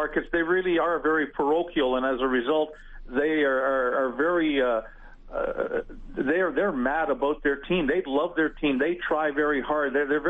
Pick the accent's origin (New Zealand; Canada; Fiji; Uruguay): Canada; Winnipeg, Manitoba; moved away as an adult; now in Saskatoon, Canada; in my hometown of Winnipeg